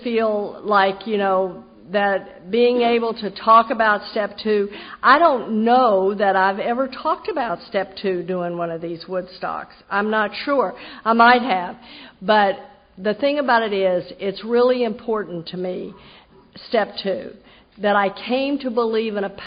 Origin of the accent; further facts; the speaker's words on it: Texas, United States; now in Jacksonville, United States; I grew up in Texas.